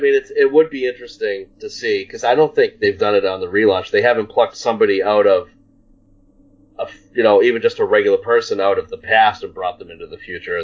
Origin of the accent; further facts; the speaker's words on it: Northeast, United States; I'm from the Northeast.